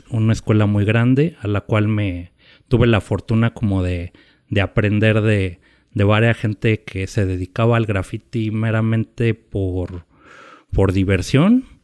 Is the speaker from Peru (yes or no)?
no; Mexico City, Mexico; moved away as an adult; now in Oaxaca, Mexico; nací me criaron en la Ciudad de México